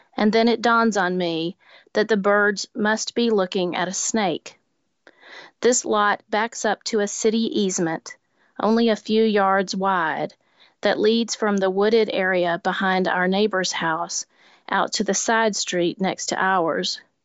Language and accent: English; Lower Alabama, United States; now in Nashville, United States; I grew up in Lower Alabama